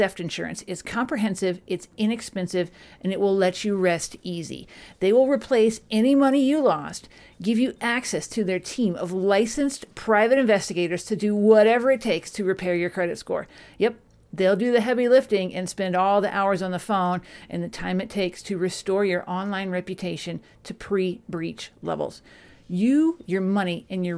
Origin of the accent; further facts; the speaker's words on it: Dallas, Texas, United States; you're in my hometown of Dallas. That's where I grew up